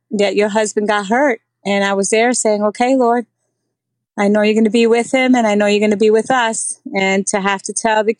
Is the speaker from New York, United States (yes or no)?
yes; New York City, New York, United States; also born or lived in Puerto Rico; I grew up in New York City. I actually came here to New York in fourth grade from Puerto Rico. So I lived in the Bronx until after college